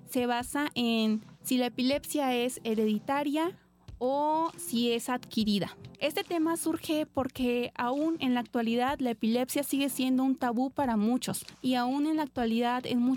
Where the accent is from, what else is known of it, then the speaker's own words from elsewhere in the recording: Oaxaca, Mexico; now in Poza Rica, Mexico; tengo 23 años, soy originaria de Oaxaca y actualmente estudio en la Universidad Veracruzana, en la facultad que se encuentra en Poza Rica, Tuxpan